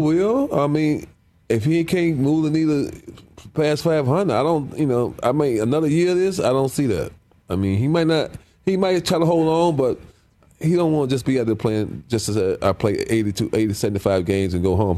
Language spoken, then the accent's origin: English; Cleveland, Ohio, United States; I'm from Cleveland.